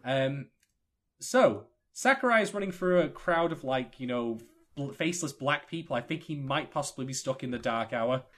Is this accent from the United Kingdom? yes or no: yes; United Kingdom; I'm a Brit